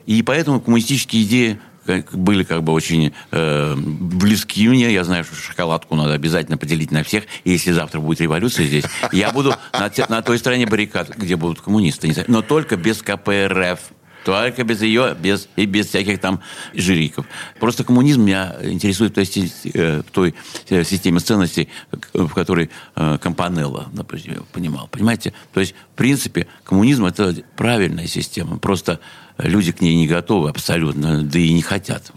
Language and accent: Russian; Saint Petersburg, Russia; Я э, родился в СССР, в городе Ленинграде, э, в больнице, в клинике Отто, что находится прямо в Васильевской остров